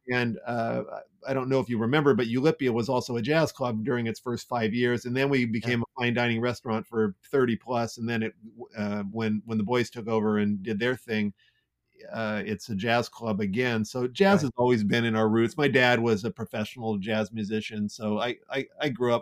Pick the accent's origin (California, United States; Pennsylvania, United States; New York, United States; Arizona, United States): California, United States; Santa Clara; also born or lived in San Jose / San Francisco; I was raised in Santa Clara